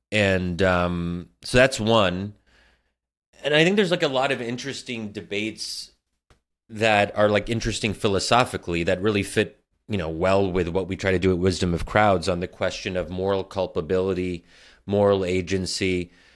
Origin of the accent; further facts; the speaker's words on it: United States; I'm American